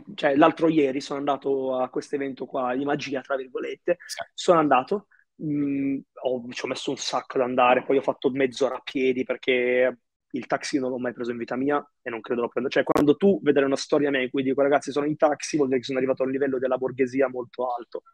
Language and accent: Italian; Italy; also born or lived in Egypt; io sono nato in Egitto, all'età tipo di nove mesi circa, non so, io ho imparato a camminare qua in Italia